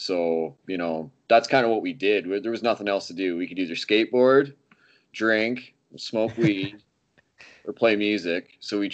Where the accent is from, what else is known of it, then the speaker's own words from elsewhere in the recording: Forest Mills, Ontario, Canada; moved away; also born or lived in Kingston, Ontario / Napanee, Ontario; I'm actually not from Napanee either. I'm from a place called Forest Mills, Ontario, which you will not find on a map unless you're typing it in to Google Maps. It's not even a town. It's like, you know, there's like 15 houses and, you know, there's a dog or whatever kicking around.